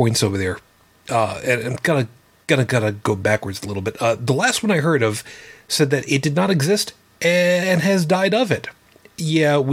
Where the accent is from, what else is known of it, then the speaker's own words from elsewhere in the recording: Long Island, New York, United States; a town called Amityville, which is very close to where I grew up on Long Island